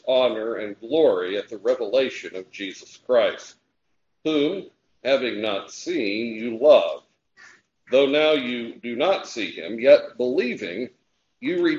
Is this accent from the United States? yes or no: yes; United States; when I was growing up in Jackson County